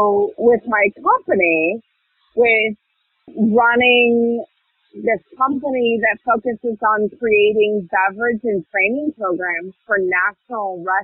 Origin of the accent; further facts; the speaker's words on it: Arizona, United States; moved away; also born or lived in Germany; I was from Arizona